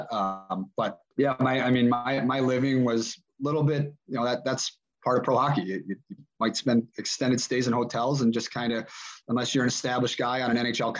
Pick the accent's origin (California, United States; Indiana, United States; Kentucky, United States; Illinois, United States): Illinois, United States; Chicago; moved away; growing up in Chicago